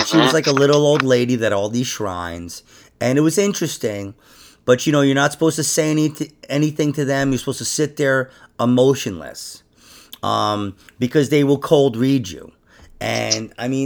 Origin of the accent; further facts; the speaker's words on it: New York, United States; I'm from New York